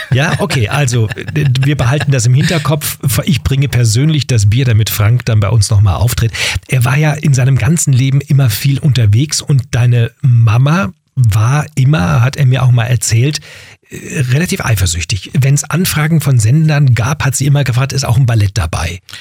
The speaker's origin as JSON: {"language": "German", "region": "Berlin", "country": "Germany", "tie": "born or raised there", "said": "meine Geburtsstadt Berlin"}